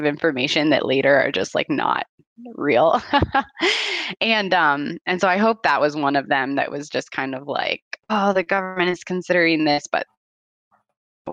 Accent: United States; now in Italy; being American myself

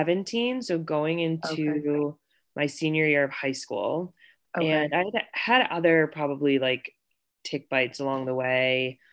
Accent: Wethersfield, Connecticut, United States; moved away as an adult; also born or lived in Virginia / Utah / California / Colorado; now in Denver, United States; And I grew up in Wethersfield, Connecticut, which is a small suburb outside of Hartford. And so lived in Connecticut up until I was 18.

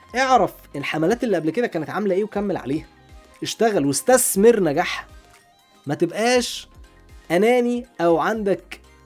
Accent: Alexandria, Alexandria Governorate, Egypt; انا راجل اسكندراني عندنا في اسكندريه

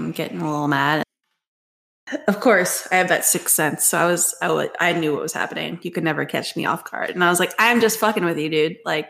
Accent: New Jersey, United States; Wait, no, I'm from Jersey.

